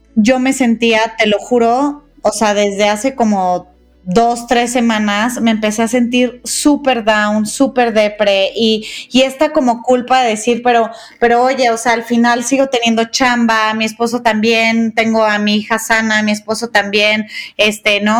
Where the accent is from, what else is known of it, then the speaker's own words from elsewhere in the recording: Guadalajara, Jalisco, Mexico; now in Mexico City, Mexico; Las dos somos tapatías y desde hace algunos años ya adoptamos la Ciudad de México como nuestro hogar